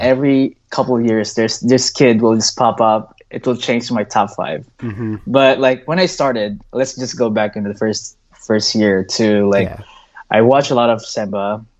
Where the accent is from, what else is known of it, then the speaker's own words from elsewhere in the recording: Philippines; now in United States; We grew up together in the Philippines. We both moved here too